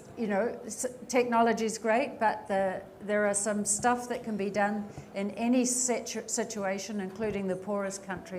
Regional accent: New Zealand; moved away; my home country, New Zealand

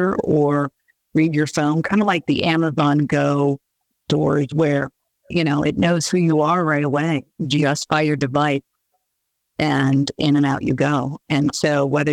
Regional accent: Bay Area, California, United States; moved away; I grew up in the Bay Area

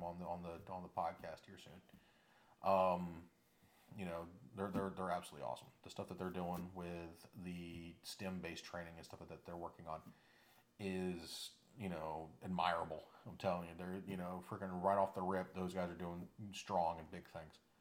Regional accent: Florida, United States; I'm from Florida

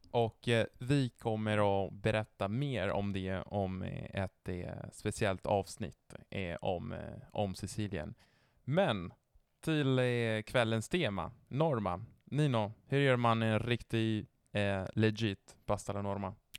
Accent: northern Italy, Italy; Swedish is a second language; also born or lived in Genoa; now in Sweden; jag är från norra Italien

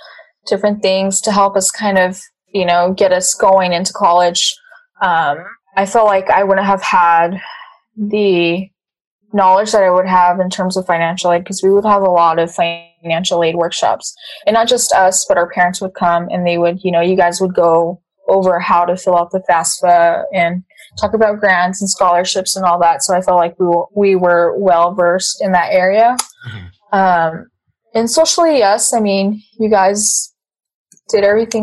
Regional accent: Clovis, New Mexico, United States; I went to Clovis Community College. It's just a little college in my hometown.

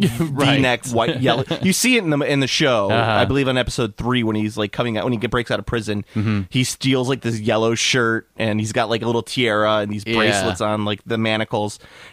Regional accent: Chicago, Illinois, United States; we're from Chicago, we have an alderman

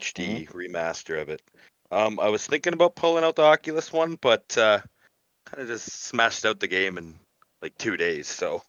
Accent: Hamilton, Ontario, Canada; my hometown here in, uh, Hamilton, Ontario, Canada.

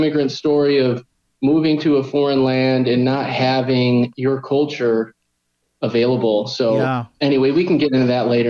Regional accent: Illinois, United States; moved away as an adult; also born or lived in San Diego, California / Eugene, Oregon / Portland, Oregon; now in Kobe, Japan; I grew up in Illinois, moved out to San Diego for college around 2004. And then we ended up going to Oregon.

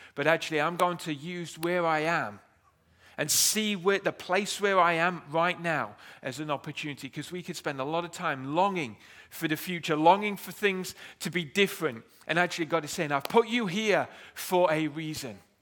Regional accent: United Kingdom; We are, we are British

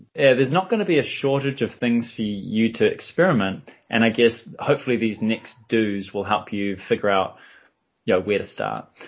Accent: New Zealand; I'm from New Zealand

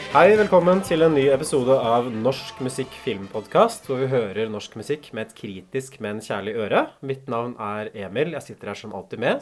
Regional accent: Norway; den der countryen som jeg vokste opp med i Norge

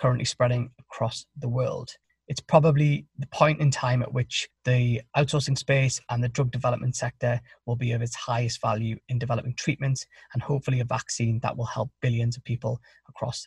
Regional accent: Newcastle upon Tyne, North East England, United Kingdom; now in Boston, United States; I'm from Newcastle in the northeast of England, but now live with my wife and kids in Boston

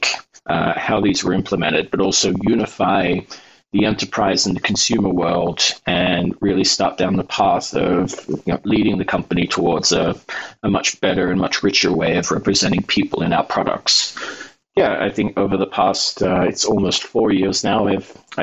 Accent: Australia; moved away as an adult; also born or lived in Norway / United Kingdom / Germany / Russia; now in Oslo, Norway; I grew up in Australia and I was there for roughly, I think, 20 years of my life, born there, of course

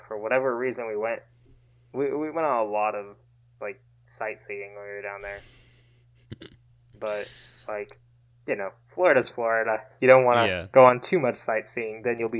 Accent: Kerala, India; born there; I was born in Kerala, so like that area, there's like a large amount of Christians and Muslims

